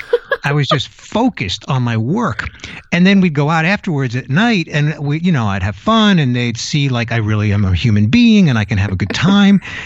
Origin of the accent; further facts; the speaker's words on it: New York City, New York, United States; moved away as an adult; also born or lived in California; now in Tampa Bay, United States; I was born in New York City, went out to California in my early twenties, and then relocated to the Tampa Bay area in Florida